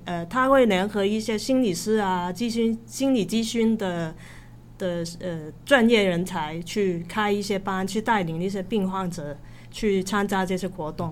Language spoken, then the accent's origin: Chinese; Hong Kong; moved away; also born or lived in Taiwan; 我是香港人嘛